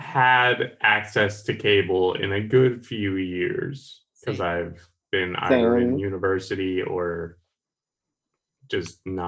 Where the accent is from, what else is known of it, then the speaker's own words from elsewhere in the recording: Canada; Canadian. Yeah, because we're the two Canadians.